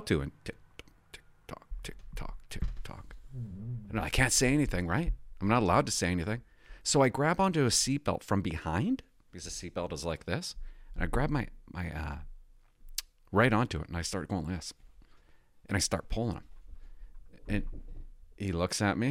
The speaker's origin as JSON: {"language": "English", "town": "Port Alberni", "region": "British Columbia", "country": "Canada", "moved": "yes", "said": "I came from Port Alberni. We didn't have one-way streets"}